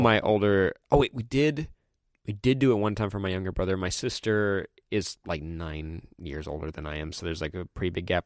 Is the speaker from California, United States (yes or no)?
yes; California, United States; born or raised there; also born or lived in Colorado